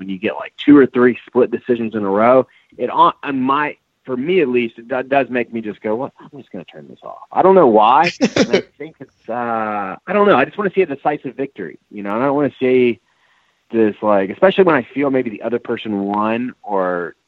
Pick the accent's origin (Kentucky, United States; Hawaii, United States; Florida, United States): Kentucky, United States; Louisville; now in Alabama, United States; I'm coming from Louisville, Kentucky. And I don't talk like Brandon.